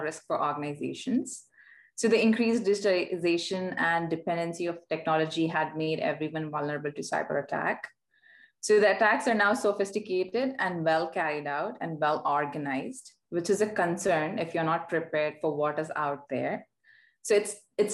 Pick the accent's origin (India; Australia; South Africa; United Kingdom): India; moved away as an adult; now in Vancouver, Canada; Born and raised in India, I had the opportunity to work in different locations around the world before moving to Vancouver